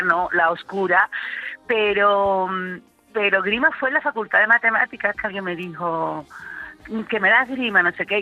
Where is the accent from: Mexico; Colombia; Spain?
Spain; Coria del Río, Andalusia; en mi pueblo, que yo soy de Coria